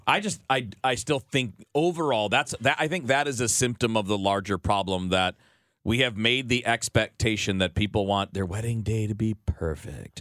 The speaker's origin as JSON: {"language": "English", "region": "Michigan", "country": "United States", "also_born_or_lived": "Miami, Florida", "moved": "as an adult", "said": "I'm from Michigan"}